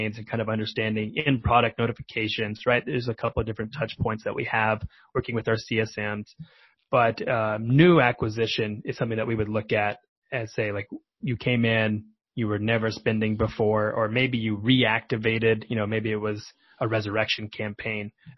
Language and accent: English; Oklahoma, United States; moved away as an adult; also born or lived in Washington, D.C. / Denver; now in Bay Area, United States; I'm from Middle America, Oklahoma, where product marketing wasn't really a thing.